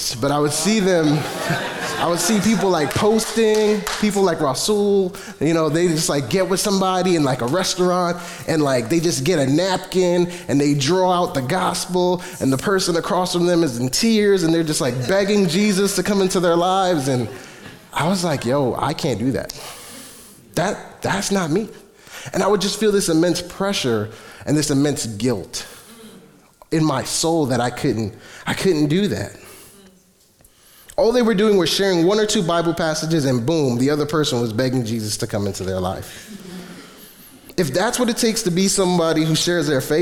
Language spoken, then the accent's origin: English; New York City, New York, United States; I'm from Flatbush